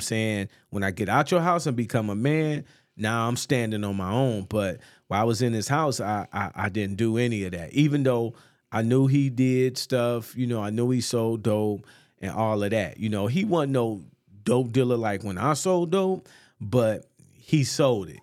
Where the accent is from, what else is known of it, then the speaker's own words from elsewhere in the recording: North Chicago, Illinois, United States; also born or lived in Atlanta; born and raised North Chicago, man. Went to North Chicago High School